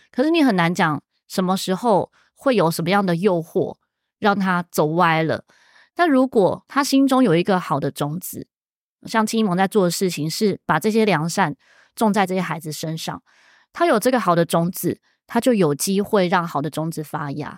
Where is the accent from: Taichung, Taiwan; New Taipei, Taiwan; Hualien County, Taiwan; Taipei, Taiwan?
Hualien County, Taiwan; Hualien; 我小时候是住在花莲哦，真的外啊，外婆家在花莲诶